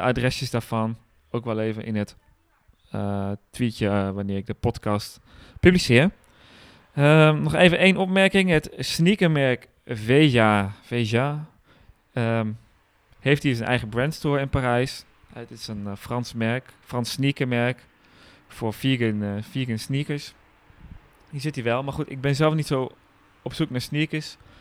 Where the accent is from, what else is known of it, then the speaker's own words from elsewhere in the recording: Groningen, Netherlands; bij ons in Groningen